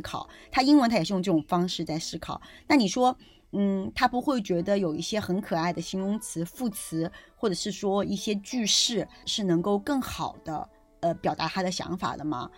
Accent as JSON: {"language": "Chinese", "country": "China", "said": "我们中国人"}